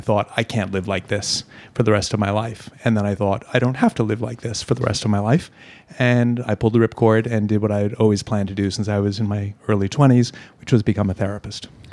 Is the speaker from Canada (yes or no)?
no; Hong Kong; Born and raised in Hong Kong